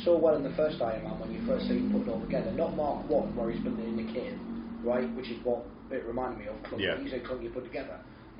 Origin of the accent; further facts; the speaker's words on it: the north of England, United Kingdom; Now I'm from the North.